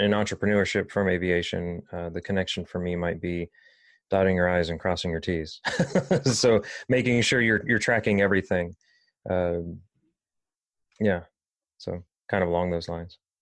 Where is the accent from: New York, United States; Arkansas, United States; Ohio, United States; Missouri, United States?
Ohio, United States; Dayton; also born or lived in Pasadena, California; I think I was three years old when I moved to Ohio 'cause I was born in Pasadena, uh, California. Um, but being in Dayton kinda always resonated with me